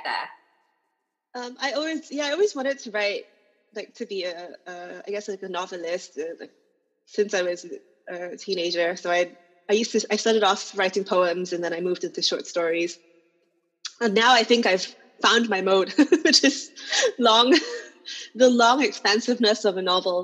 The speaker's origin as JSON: {"language": "English", "country": "Singapore", "said": "as a Singaporean writer"}